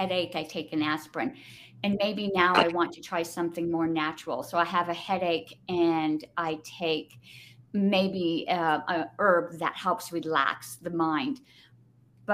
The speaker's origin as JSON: {"language": "English", "region": "Southern California", "country": "United States", "tie": "born or raised there", "moved": "as an adult", "lives_now": "New Mexico, United States", "said": "I did live in California, born and raised in Southern California."}